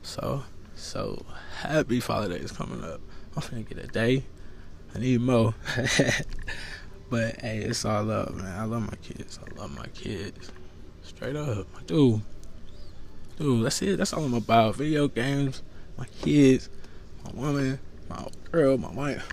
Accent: United States; I'm an American. born here. Family born here. Not in this state, but America.

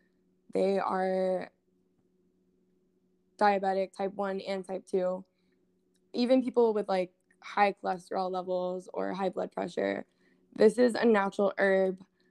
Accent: Texas, United States; also born or lived in Hawaii; now in New York, United States; I was born in Texas

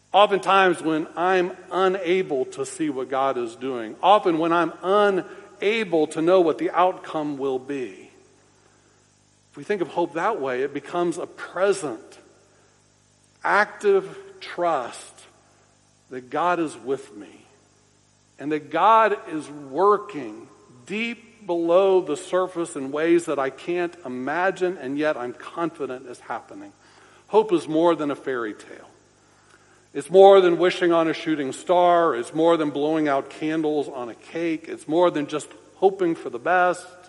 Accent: Orlando, Florida, United States; I grew up in Orlando uh, near Big Tree Park

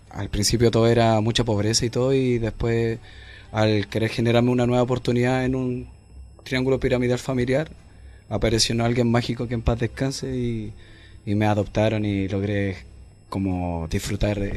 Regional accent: Santiago, Santiago Metropolitan Region, Chile; also born or lived in Licantén, Chile; En Lincantén. Y claro, nací allá y, y claro, pasó el tiempo, casi tres años más o menos, ya después llegué aquí a Santiago y obviamente caí justamente aquí a Renca

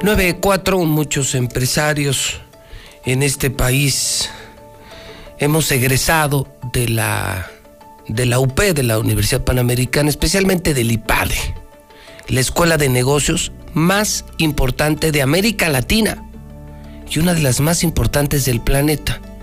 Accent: Aguascalientes, Mexico; aquí solo éramos beisboleros o éramos manufactureros

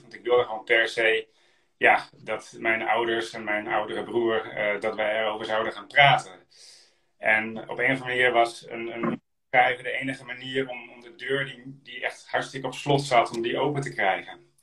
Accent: Friesland, Netherlands; also born or lived in Drenthe / Groningen; ik, ben, geboren in Drenthe, opgegroeid in Friesland en ik gestudeerd in Groningen. Ik ben een echte Noordeling

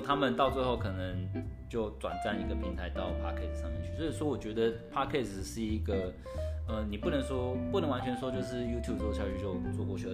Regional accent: Taiwan; 我们台湾人

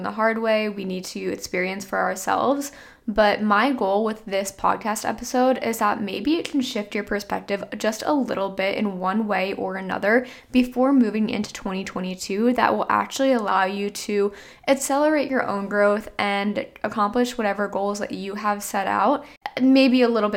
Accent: New Jersey, United States; I'm from New Jersey, so heavily populated state.

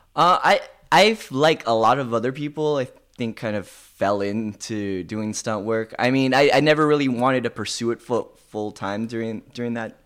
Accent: Thousand Oaks, California, United States; also born or lived in Tarzana, California; I mostly grew up in Thousand Oaks, which is right outside

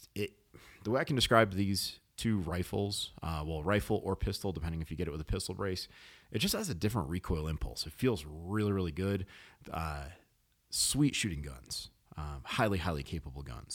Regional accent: New England, United States; I was born in New England.

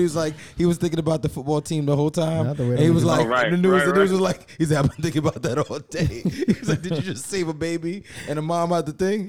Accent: Jamaica; yeah, I'm Jamaican as fuck.

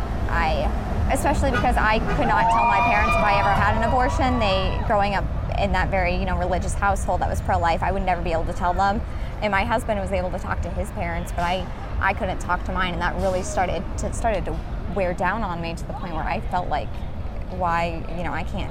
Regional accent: Colorado, United States; moved away as an adult; now in Columbus, United States; I'm from Colorado technically, but moved to Columbus 4 years ago

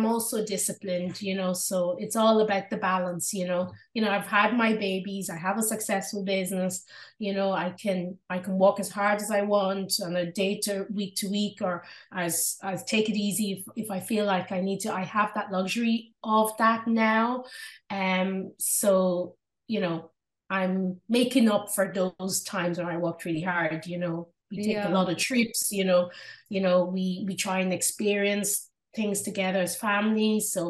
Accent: Drogheda, Leinster, Ireland; When I was growing up in Ireland and I started school in Drogheda in County Louth here in Ireland, there was two black girls in my school and I was one of them.

